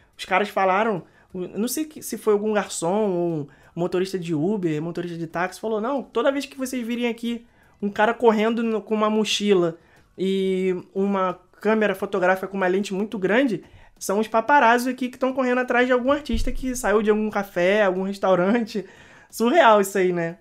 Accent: Rio de Janeiro, Brazil; moved away; nós que somos cariocas, a gente sente muita falta de, de, da praia, né? Não, nós não morávamos na beira da praia, nós morávamos na Zona Norte

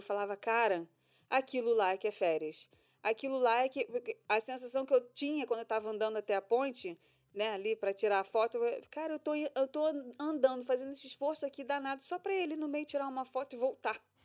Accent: Rio de Janeiro, Brazil; now in Orlando, United States; a gente é carioca, a gente está acostumado com 40 graus na cabeça praticamente o ano todo

